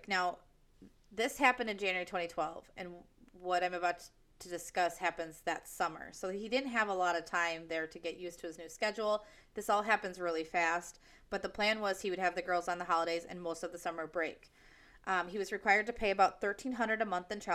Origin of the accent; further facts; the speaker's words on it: United States; I'm American